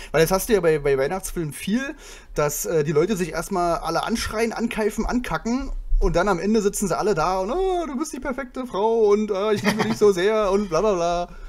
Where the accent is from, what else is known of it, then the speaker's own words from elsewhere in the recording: a small town in Brandenburg, Germany; moved away; ich komme ja nicht aus Berlin, ich komme ja aus einem kleinen Städtchen in Brandenburg